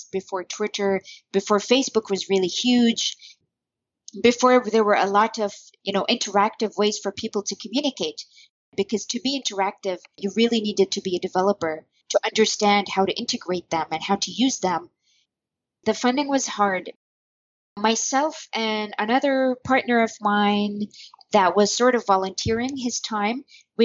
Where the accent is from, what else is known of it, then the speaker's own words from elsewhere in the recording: Bahrain; I'm from Bahrain, where I still currently live